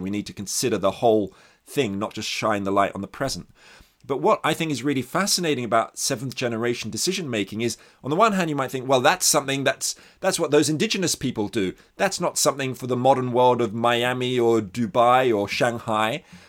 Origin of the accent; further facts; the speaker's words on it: Australia; I'm Australian, actually, and kind of sensitive to the long history of indigenous exploitation in the country I grew up